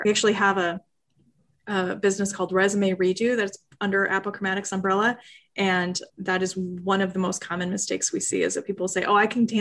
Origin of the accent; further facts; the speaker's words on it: Iowa, United States; I grew up in Iowa where everybody did tassels in the summer